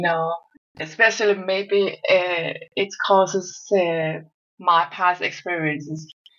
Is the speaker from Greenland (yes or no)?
yes; Greenland; now in Denmark; I'm from Greenland, but I'm living in Denmark.